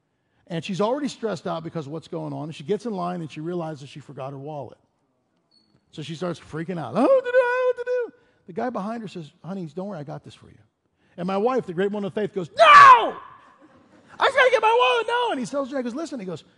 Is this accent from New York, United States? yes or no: no; Chicago, Illinois, United States; now in Denver, United States; I remember we moved to Denver and we came from Chicago. In our community in Chicago, all of the school stuff was paid for. We get to Denver, and they hand me this list.